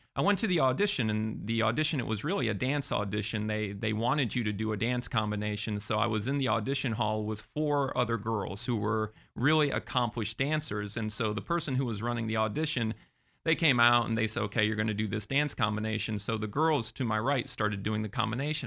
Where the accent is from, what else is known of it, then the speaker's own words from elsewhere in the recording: Sarasota, Florida, United States; moved away as an adult; also born or lived in Massachusetts; now in Orlando, United States; I grew up in Sarasota.